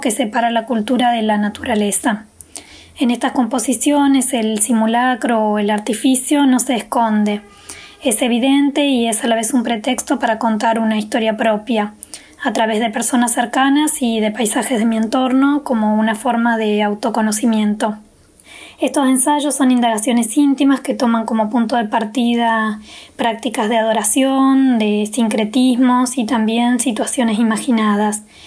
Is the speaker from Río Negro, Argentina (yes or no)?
yes; Río Negro, Argentina; soy artista visual de Río Negro